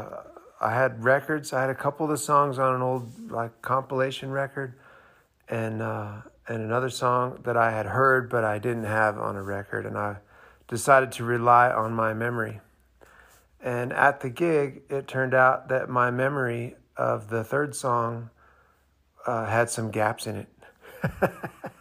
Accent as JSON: {"language": "English", "region": "Montana", "country": "United States", "tie": "born or raised there", "said": "growing up in Montana, we don't have any music industry in Montana"}